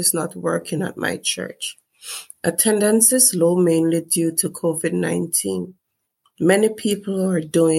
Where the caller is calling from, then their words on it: Toronto, Ontario, Canada; I am calling from Toronto, Canada.